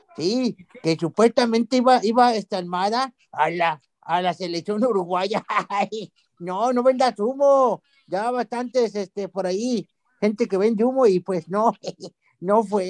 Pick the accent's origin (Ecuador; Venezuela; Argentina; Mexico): Mexico; Monterrey, Nuevo León; yo que soy de Monterrey